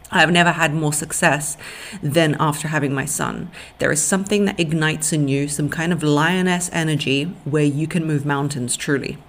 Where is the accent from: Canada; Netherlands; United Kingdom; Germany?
United Kingdom; London; English is a second language; also born or lived in Russia; At seven years old until 14, I moved to London